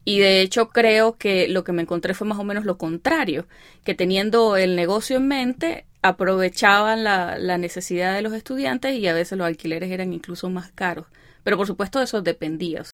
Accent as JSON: {"language": "Spanish", "country": "Venezuela", "moved": "as an adult", "lives_now": "Chicago, United States"}